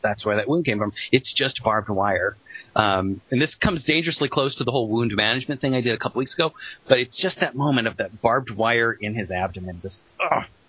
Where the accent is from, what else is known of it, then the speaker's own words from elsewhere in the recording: Colorado, United States; when I was growing up in Colorado